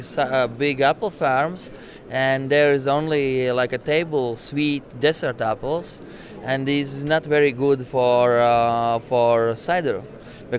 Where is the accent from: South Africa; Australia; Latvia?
Latvia; English is a second language; I'm from Latvia